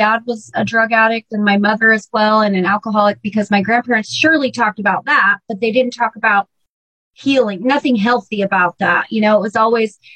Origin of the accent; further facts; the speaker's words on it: Burlington, Washington, United States; And I was raised in Burlington, Washington, and I was there from third grade through high school.